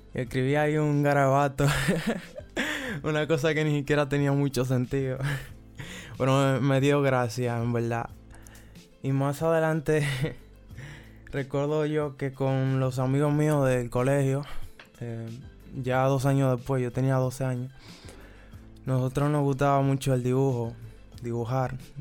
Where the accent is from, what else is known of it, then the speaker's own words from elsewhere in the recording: Santo Domingo, Distrito Nacional, Dominican Republic; soy de la República Dominicana, específicamente de Santo Domingo, la capital